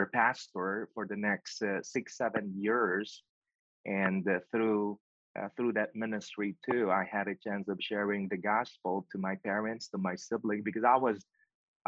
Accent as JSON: {"language": "English", "country": "Philippines", "tie": "born or raised there", "also_born_or_lived": "Pennsylvania, United States", "moved": "as an adult", "lives_now": "Nashville, United States", "said": "my hometown"}